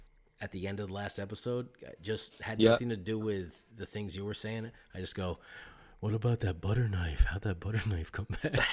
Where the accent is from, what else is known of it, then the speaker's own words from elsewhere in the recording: Champlain Valley, Vermont, United States; I grew up in the Champlain Valley where Lake Champlain is.